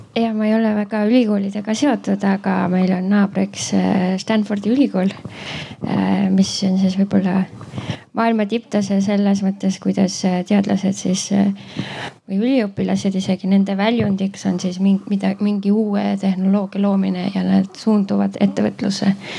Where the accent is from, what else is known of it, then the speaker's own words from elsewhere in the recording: Estonia; now in United States; ma olen Eestist